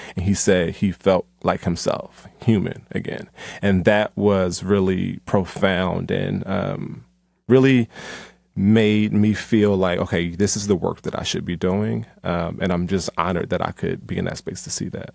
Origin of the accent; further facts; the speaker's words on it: Philadelphia, Pennsylvania, United States; now in Atlanta, United States; Philly, you know, my hometown